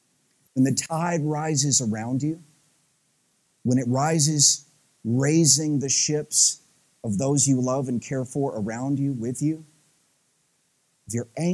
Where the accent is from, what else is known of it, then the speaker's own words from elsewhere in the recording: Tennessee, United States; accent: Southern; now in Midwest, United States; I grew up in Southeast Tennessee, some of you guys know that about me, there's a wee tinge of Southern accent it's just still left after 20-something years in the Midwest.